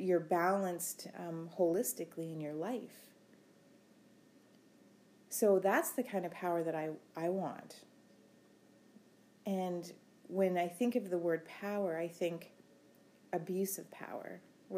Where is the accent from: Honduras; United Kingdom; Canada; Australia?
Canada; Rocky Bay First Nation, Ontario; I'm from Rocky Bay First Nation